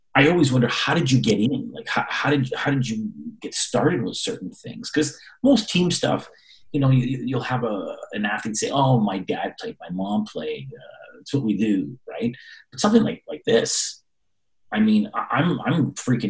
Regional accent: Canada; as a Canadian

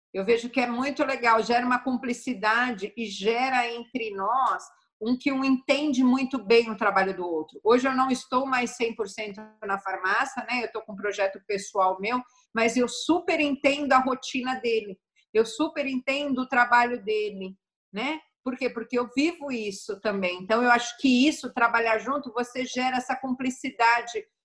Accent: Santo André, São Paulo, Brazil; eu sou da ABC Paulista de Santo André

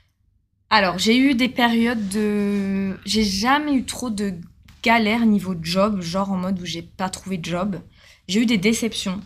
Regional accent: Bordeaux, Nouvelle-Aquitaine, France; moved away as an adult; now in Australia; moi, je suis bordelaise. J'ai toujours vécu, euh, près de ma famille

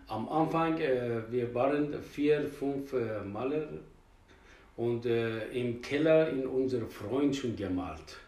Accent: Tehran, Tehran Province, Iran; German is a second language; moved away as an adult; now in Hamburg, Germany; In Teheran geboren, mhm. Iran, Teheran.

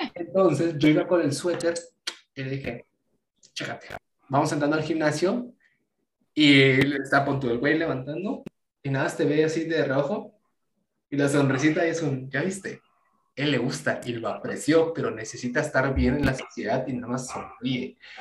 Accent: Mexico; yo sé que soy de México

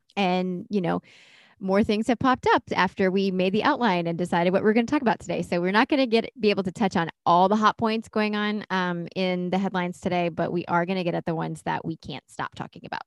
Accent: Durham, North Carolina, United States; I grew up in Durham.

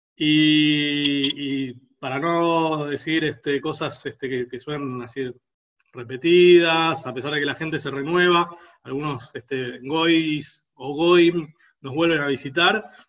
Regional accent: Buenos Aires, Argentina; los porteños

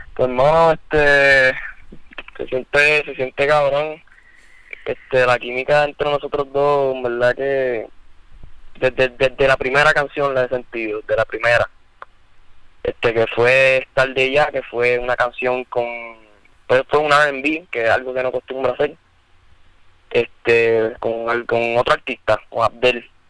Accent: Bayamón, Puerto Rico; yo, yo soy de Bayamón, porque no sabes, nosotros vivimos en Bayamón

